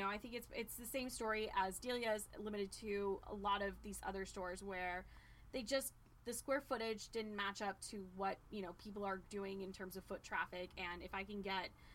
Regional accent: Mid-Atlantic, United States; I grew up in the Mid-Atlantic area

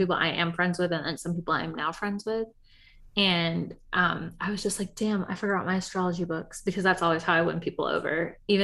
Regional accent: United States; we're American

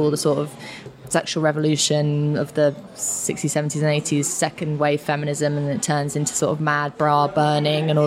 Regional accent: London, United Kingdom; where I grew up in Finsbury Park, Newington Green kind of area

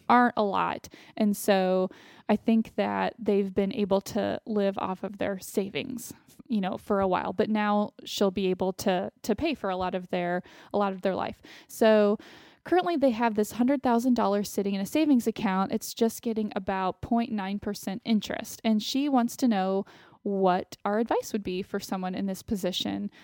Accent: Austin, Texas, United States; moved away; living in Austin, my hometown

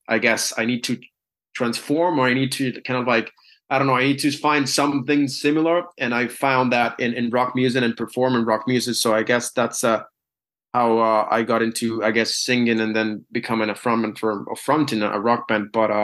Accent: Dublin, Leinster, Ireland; I'm from Dublin, you know, I'm a proper Dub, you know.

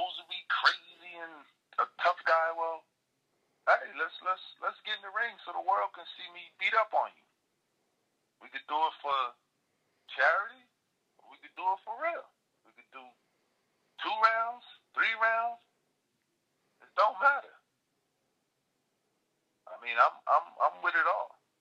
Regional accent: Paterson, New Jersey, United States; I was born and raised in New Jersey

